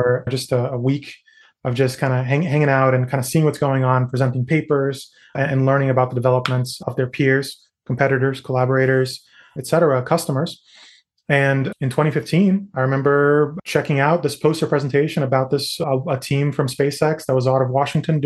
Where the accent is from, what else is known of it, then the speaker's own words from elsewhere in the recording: Natal, Rio Grande do Norte, Brazil; also born or lived in New York City, United States; now in United States; Where I grew up in the Northeast, there's something called Carnatal because I grew up in Natal.